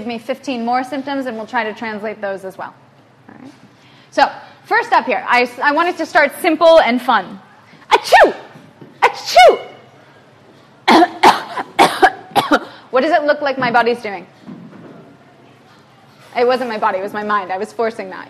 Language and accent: English; the middle of the United States, Midwest, United States; moved away as an adult; I grew up in the United States, in the middle of the United States